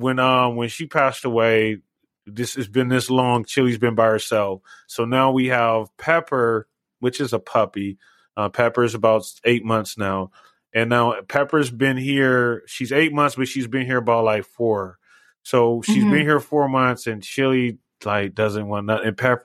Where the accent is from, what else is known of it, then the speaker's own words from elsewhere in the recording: Southern California, United States; now in Las Vegas, United States; I've been out here 21 years.